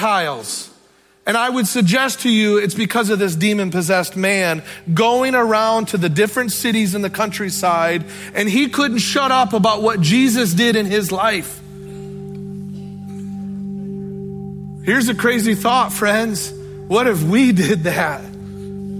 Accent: Sturgis, United States; I was born and raised in the Sturgis area

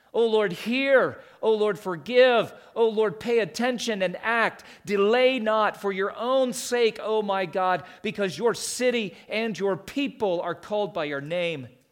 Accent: the East, United States; moved away as an adult; I grew up in the East

